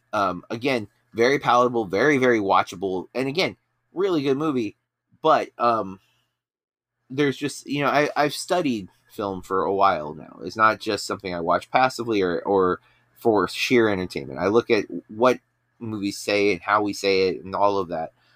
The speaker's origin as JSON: {"language": "English", "region": "Florida", "country": "United States", "tie": "born or raised there", "said": "I grew up in Florida"}